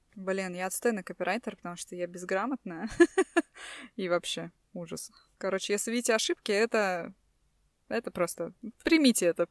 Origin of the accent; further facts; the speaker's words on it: Tallinn, Harju County, Estonia; мы из Эстонии, э, из Сталина